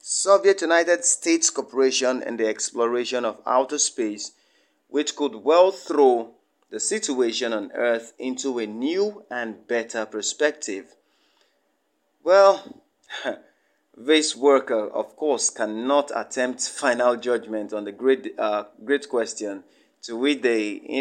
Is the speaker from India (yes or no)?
no; Kogi, Nigeria; from Nigeria, Kogi State, to be precise.